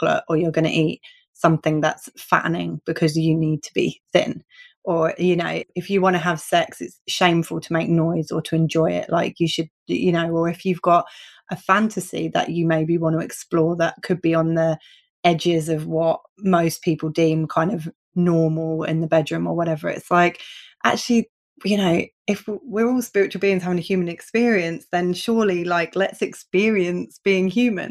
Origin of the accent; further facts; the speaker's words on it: United Kingdom; I'm so British